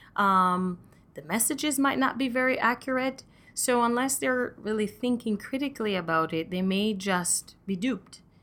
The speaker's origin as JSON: {"language": "English", "country": "Jamaica", "moved": "yes", "said": "I'm Jamaican myself"}